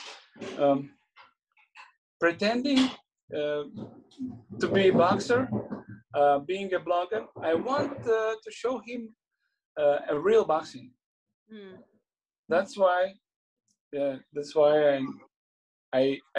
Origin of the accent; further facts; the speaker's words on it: Latvia; I'm from Latvia